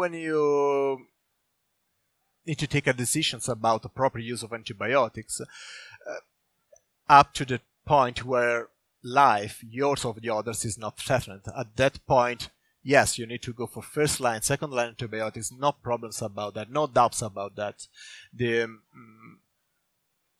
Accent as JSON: {"language": "English", "country": "Italy", "moved": "yes", "lives_now": "Sweden", "said": "I'm from Italy"}